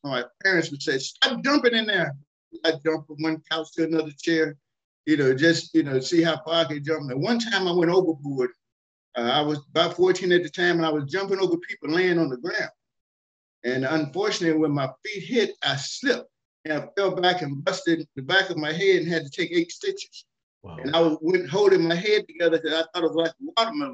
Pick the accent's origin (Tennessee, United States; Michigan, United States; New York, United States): Tennessee, United States; Nashville; moved away as an adult; now in Kentucky, United States; I was born in Nashville, Tennessee. And that was my hometown